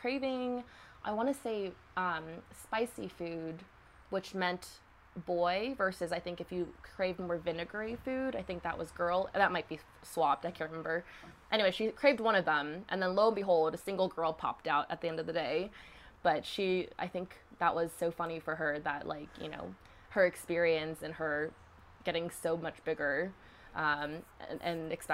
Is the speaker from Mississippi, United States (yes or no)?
yes; Hattiesburg, Mississippi, United States; I was born in Hattiesburg, Mississippi.